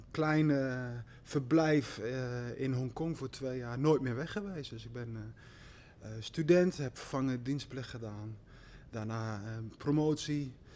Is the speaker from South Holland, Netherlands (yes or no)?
no; Slagharen, Overijssel, Netherlands; moved away as an adult; also born or lived in Amsterdam / Hong Kong; Slagharen, waar ik geboren ben en, en opgegroeid naast het ponypark